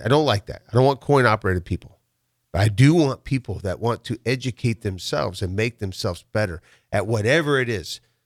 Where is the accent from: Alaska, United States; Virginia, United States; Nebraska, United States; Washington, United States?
Nebraska, United States; Waverly; born or raised there; also born or lived in Chicago / California